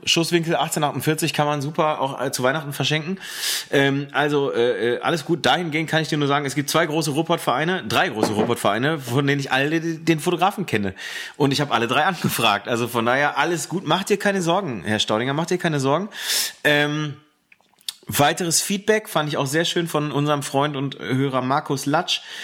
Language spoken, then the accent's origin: German; Ruhr area, North Rhine-Westphalia, Germany; Bei uns im Ruhrgebiet